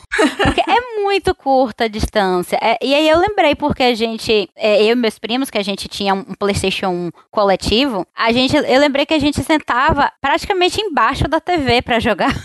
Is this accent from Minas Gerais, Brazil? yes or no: no; Salvador, Bahia, Brazil; sou aqui de Salvador